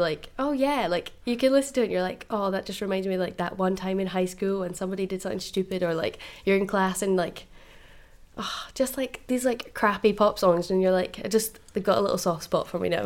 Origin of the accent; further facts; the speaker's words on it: Fife, Scotland, United Kingdom; moved away; originally I'm from Fife, so Groucho's in Dundee is my my hometown